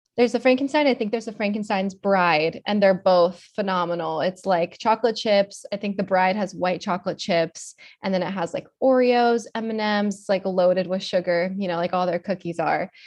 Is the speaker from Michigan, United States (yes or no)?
no; Florida, United States; also born or lived in Miami, Florida / West Palm Beach, Florida / Stuart, Florida / Atlanta, Georgia; I'm a Florida native. I've been born and raised in Florida my whole life